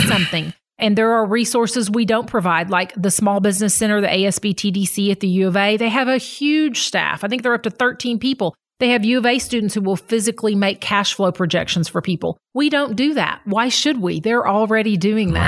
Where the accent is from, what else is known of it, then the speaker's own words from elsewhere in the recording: Fayetteville, Arkansas, United States; also born or lived in Delaware County, Oklahoma; now in Grove, United States; I grew up going to elementary school in Fayetteville